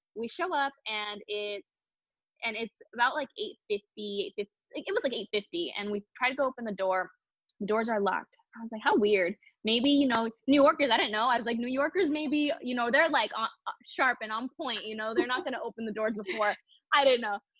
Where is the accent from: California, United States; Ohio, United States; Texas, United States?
California, United States; Palm Springs; I'm a SoCal girl. I was born and raised in Palm Springs, California. So this is where I've been my whole life.